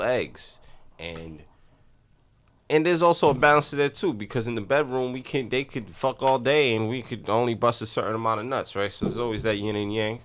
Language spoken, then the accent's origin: English; New York City, New York, United States; growing up in the Bronx, both of us